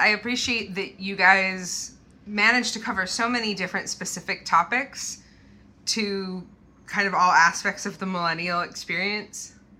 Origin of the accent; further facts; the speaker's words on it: Mequon, Wisconsin, United States; moved away; I grew up in Wisconsin, north of Milwaukee, in a town called Mequon. It's basically strip malls in Lake Michigan.